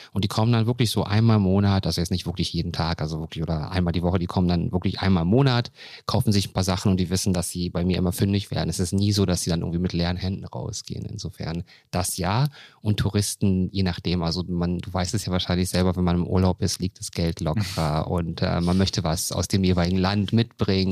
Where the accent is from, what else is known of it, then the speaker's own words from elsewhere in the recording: Berlin, Germany; ich komme aus dem Wedding und ähm, Neukölln